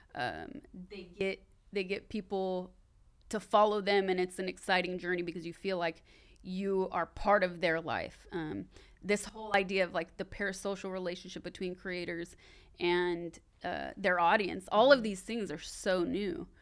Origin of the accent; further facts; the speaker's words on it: Sacramento, California, United States; moved away; I'm from Sacramento, I'm on my way back home